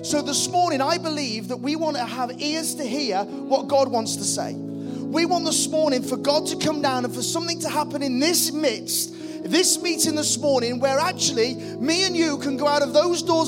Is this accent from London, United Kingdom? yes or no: no; the Wirral, North West England, United Kingdom; also born or lived in Liverpool; I'm from the Wirral